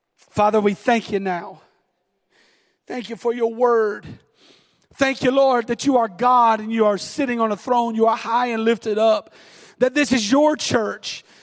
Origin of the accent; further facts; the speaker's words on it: the South, United States; I'm from the South